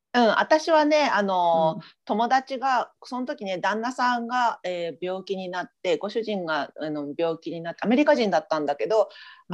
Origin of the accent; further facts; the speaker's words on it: Japan; now in United States; 私たちは日本人で生まれてる